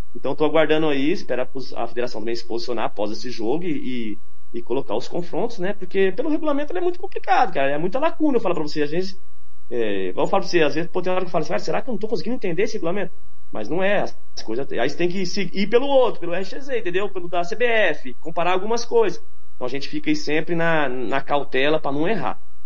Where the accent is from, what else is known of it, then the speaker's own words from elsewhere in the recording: São Paulo, Brazil; now in Mato Grosso do Sul, Brazil; Eu sou paulista, mas me considero 35 anos aqui já